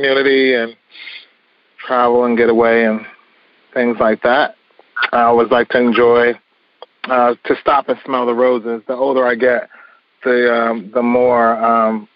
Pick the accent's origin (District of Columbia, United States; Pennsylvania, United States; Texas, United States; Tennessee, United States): District of Columbia, United States; Washington; I was a young kid growing up in the Northeast Corridor of D.C.